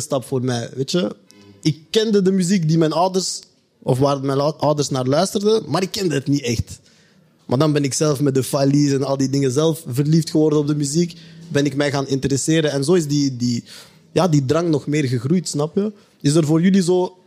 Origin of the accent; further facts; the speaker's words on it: Belgium; wij die hier geboren zijn